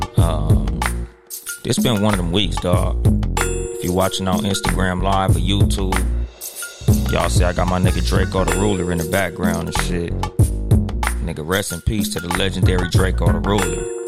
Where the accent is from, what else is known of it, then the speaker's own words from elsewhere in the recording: Compton, California, United States; I'm from Compton